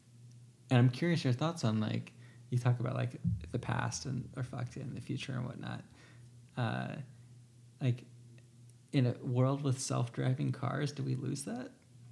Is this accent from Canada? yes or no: no; Southern United States, United States; it's like I'm from the South and you're from the Northeast.